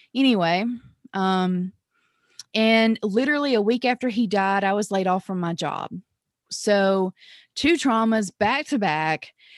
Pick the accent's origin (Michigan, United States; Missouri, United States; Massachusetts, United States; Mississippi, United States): Mississippi, United States; I'm originally from Mississippi